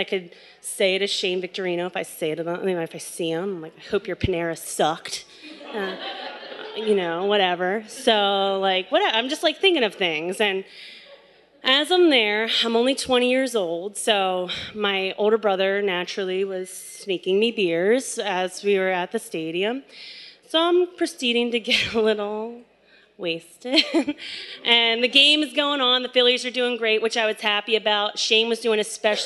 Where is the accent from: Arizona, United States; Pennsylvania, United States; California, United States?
Pennsylvania, United States; just outside of Philadelphia; I was born and raised just outside of Philadelphia in a very strict Roman Catholic family